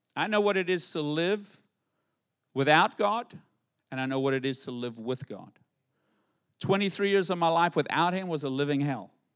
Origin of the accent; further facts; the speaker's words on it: White City, South Africa; moved away as an adult; now in Fort Pierce, United States; I grew up in White City and we live in White City. How do you go from White City, South Africa to White City, Fort Pierce?